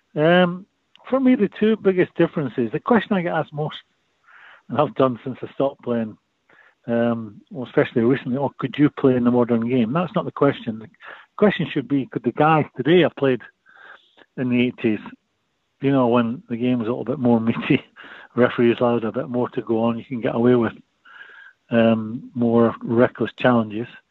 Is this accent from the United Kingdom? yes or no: yes; Edinburgh, Scotland, United Kingdom; I'm from Edinburgh